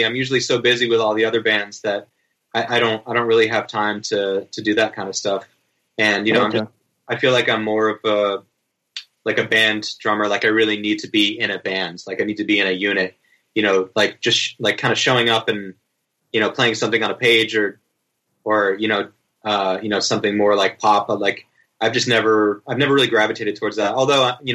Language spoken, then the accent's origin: English; Cape Cod, Massachusetts, United States; where I grew up on Cape Cod